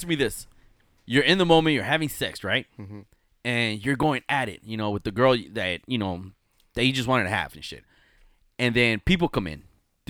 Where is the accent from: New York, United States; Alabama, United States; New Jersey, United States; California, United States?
California, United States; we're from Cali